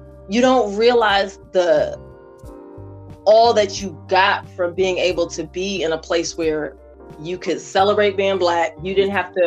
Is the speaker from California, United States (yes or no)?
no; Washington, District of Columbia, United States; born or raised there